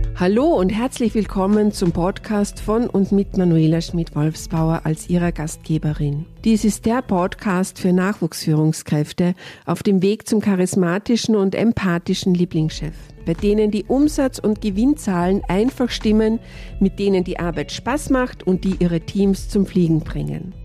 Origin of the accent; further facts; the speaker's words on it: Austria; Ich komme aus Österreich.